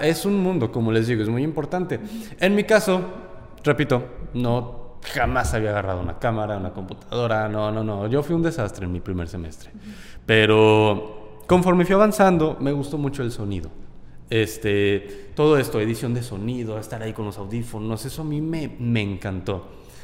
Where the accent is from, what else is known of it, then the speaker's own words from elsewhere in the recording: Guanajuato, Mexico; now in Monterrey, Mexico; yo vengo de Guanajuato, entonces allá esto no existe